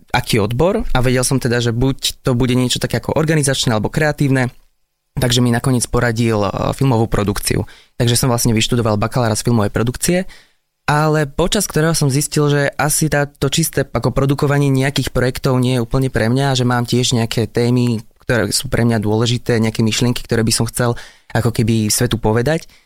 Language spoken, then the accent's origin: Slovak; Kežmarok, Prešov Region, Slovakia; Taktiež som hral v ochotníckom divadle u nás v Kešmarku